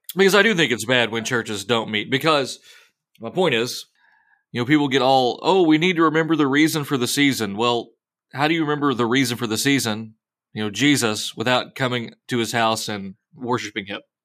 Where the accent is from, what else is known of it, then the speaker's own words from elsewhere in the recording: United States; as Americans